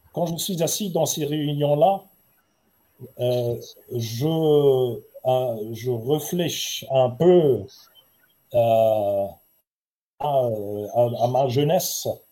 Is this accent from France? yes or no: no; Heidelberg, Baden-Württemberg, Germany; je suis né à Heidelberg, une très ancienne, pas loin du Rhin